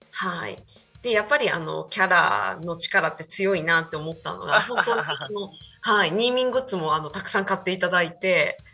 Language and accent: Japanese; Yamaguchi, Japan; moved away; also born or lived in Tako, Chiba; 山口県生まれ多古町育ちで行っております。